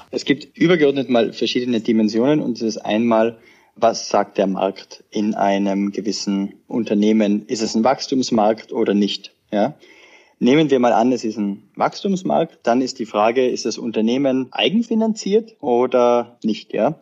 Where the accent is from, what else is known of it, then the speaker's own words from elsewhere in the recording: Tyrol, Austria; moved away as an adult; also born or lived in Sweden / Vienna; Ich bin ursprünglich aus Tirol, Österreich, also aufgewachsen am Land